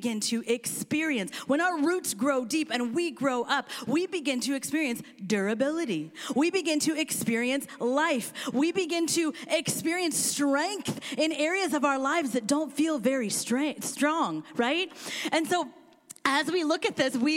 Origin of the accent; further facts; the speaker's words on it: Kansas, United States; also born or lived in India; now in Seattle, United States; she actually placed me for adoption with a family that is from Kansas. And I'm from Kansas